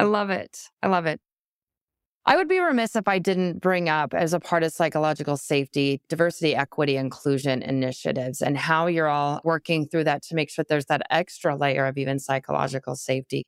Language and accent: English; Midwest, United States; also born or lived in Wisconsin; I'm from the Midwest, I live in Wisconsin